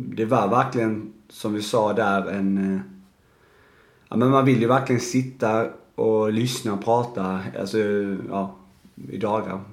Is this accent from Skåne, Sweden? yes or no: yes; Arlöv, Skåne, Sweden; jag kommer ju från Arlöv